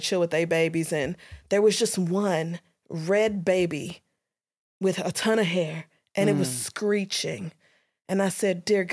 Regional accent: Louisiana, United States; moved away; I was born in Louisiana and I grew up there first.

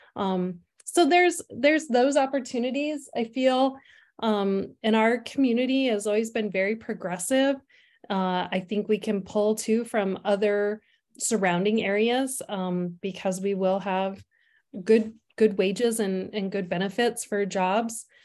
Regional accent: Sturgis, South Dakota, United States; now in Faulkton, United States; I was raised on the western part of the state, so I'm originally from the Sturgis area

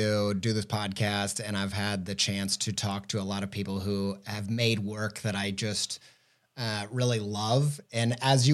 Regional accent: Indiana, United States; I grew up in Indiana

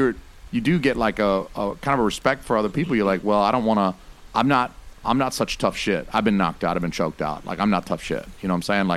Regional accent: Georgia, United States; also born or lived in Ohio; now in New Hampshire, United States; I was born in Ohio, but I lived all my life in Georgia.

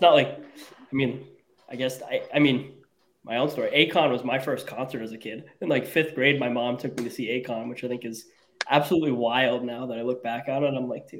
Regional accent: Rhode Island, United States; I'm the only Rhode Islander here out of these two.

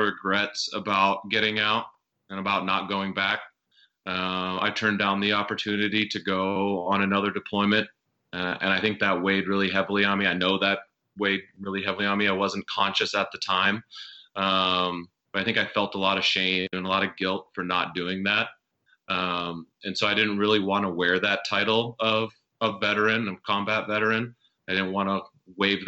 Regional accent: South Dakota, United States; moved away as an adult; also born or lived in Washington, D.C.; I grew up in South Dakota

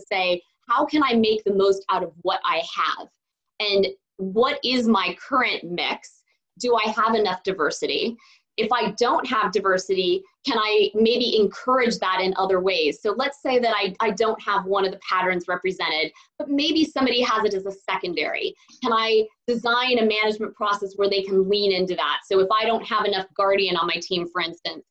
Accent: Silicon Valley, California, United States; I grew up in Silicon Valley

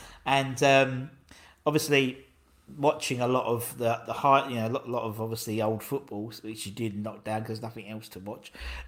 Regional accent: East of England, United Kingdom; just to make it sound like I was really from London or from England, you know, and try to explain from Essex rather than London.

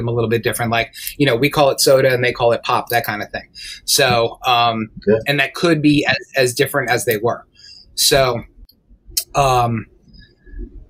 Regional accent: New York, United States; I grew up in New York

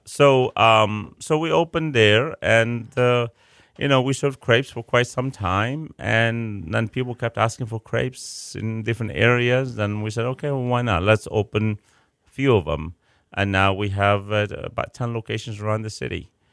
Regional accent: Chicago, Illinois, United States; now in Houston, United States; I'm from Chicago.

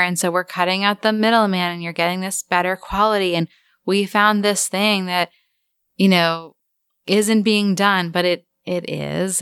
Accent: Cape Cod, Massachusetts, United States; we grew up on Cape Cod, which is a big retirement community

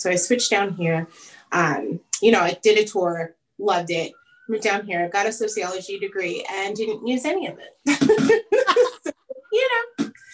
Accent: Long Island, New York, United States; moved away as an adult; now in Charlotte, United States; I grew up on Long Island

